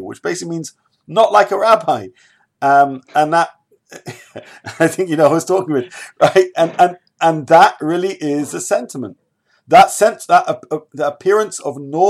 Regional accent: United Kingdom; I'm a British person

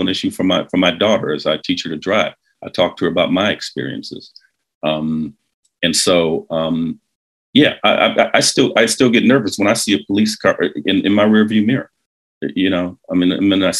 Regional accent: Detroit, Michigan, United States; I grew up in Detroit, keep in mind, like in the 1960s, 1970s

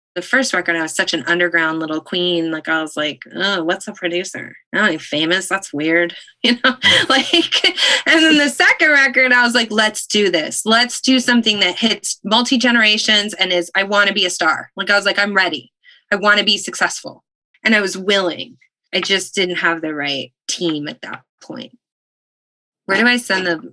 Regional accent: Stratford area, Ontario, Canada; I was born in the Stratford Hospital because there that was the closest hospital, but we were in a town of, of little hamlet, a village of 100 people

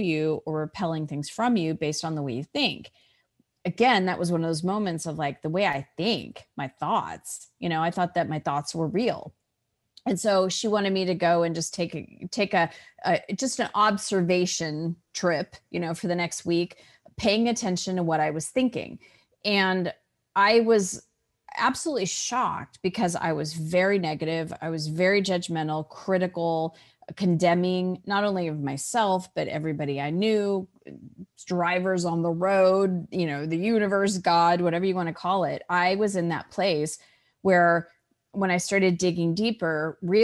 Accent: Scottsdale, Arizona, United States; I was born and raised in Scottsdale, Arizona

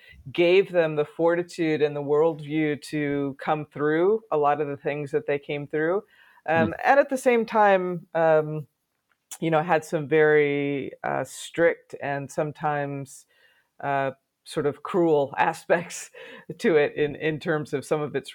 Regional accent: Sacramento, California, United States; also born or lived in Portland, Oregon; I was born in Portland, Oregon, and grew up in Sacramento, California.

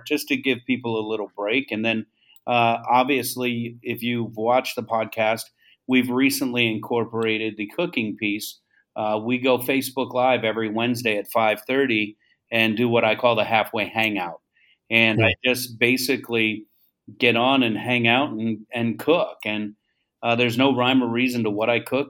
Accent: Tampa, Florida, United States; also born or lived in Melbourne, Florida; I claim Tampa as my home

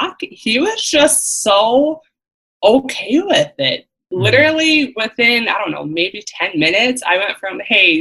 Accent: Central Wisconsin, United States; I am from Central Wisconsin

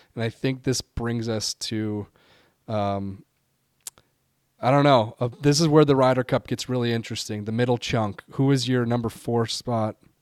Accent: United States; I'm an American

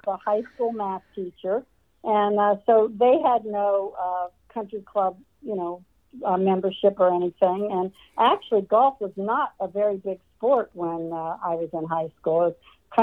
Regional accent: Columbus, Ohio, United States; I grew up in Columbus, Ohio

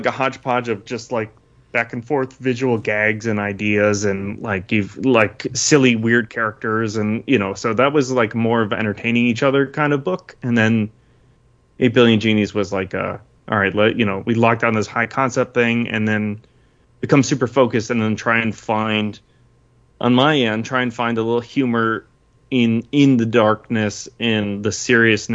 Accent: Southeast Michigan, United States; I grew up in Southeast Michigan

